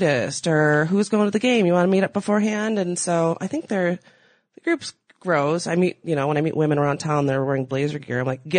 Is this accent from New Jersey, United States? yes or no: no; Michigan, United States; moved away as an adult; now in Portland, United States; I'm from Michigan.